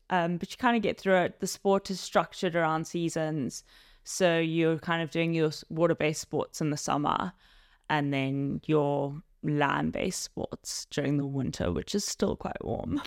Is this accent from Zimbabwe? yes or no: yes; Zimbabwe; moved away as an adult; now in London, United Kingdom; I originally grew up in Zimbabwe and now I'm living in London